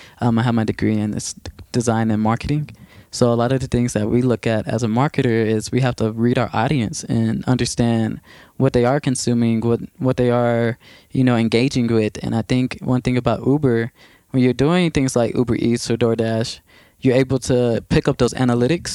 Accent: Waco, Texas, United States; I was doing a good amount of art in my hometown, which is Waco, Texas

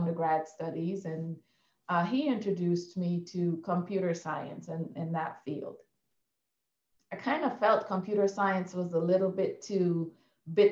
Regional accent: Guyana; Yeah, I was born and raised in Guyana, South America.

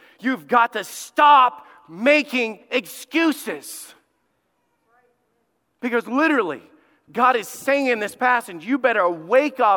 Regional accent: Alabama, United States; my family understands this because we grew up in Alabama

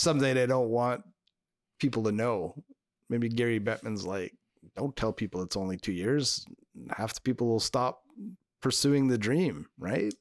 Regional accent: Canada; I'm French Canadian

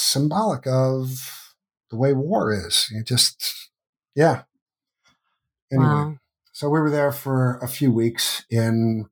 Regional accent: United States; growing up in the United States

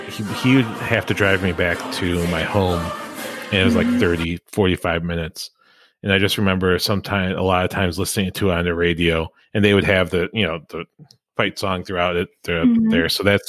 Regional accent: Chicago, Illinois, United States; growing up around Chicagoland, like I did

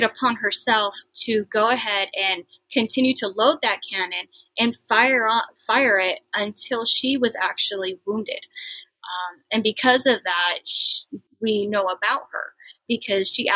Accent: Midwest, United States; I grew up in the Midwest

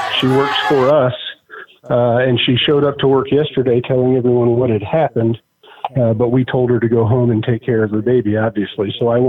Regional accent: Indiana, United States; moved away as an adult; now in Texas, United States; I work all over the country. I'm born and raised in Indiana. I live in Texas because I came to Texas for work and never left because I love Texas.

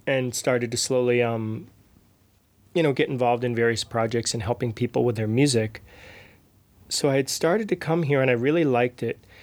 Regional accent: outside of Boston, Massachusetts, United States; moved away as an adult; also born or lived in New York City / Nashville; now in Prague, Czech Republic; I grew up outside of Boston

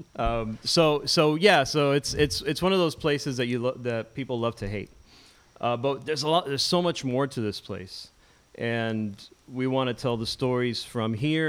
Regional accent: Miami, Florida, United States; I grew up here in Westchester, right, in Miami, not Westchester, New York

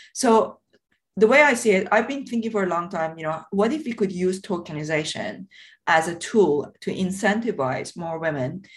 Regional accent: Tehran, Tehran Province, Iran; moved away; I grew up in in a very poor area of south of Tehran

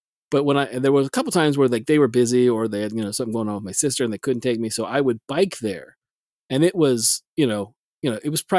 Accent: South Texas, United States; in my hometown, South Texas

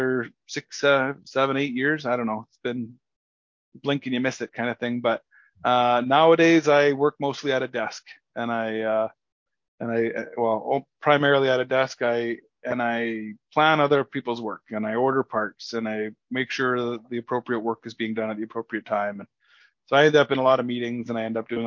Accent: Sparwood, British Columbia, Canada; I was born and raised in Sparwood, British Columbia, Canada, small little tiny podunk town.

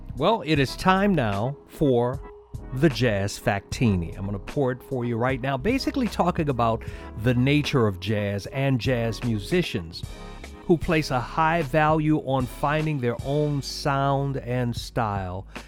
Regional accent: New Orleans, Louisiana, United States; I'm from New Orleans, so it started in my birthplace

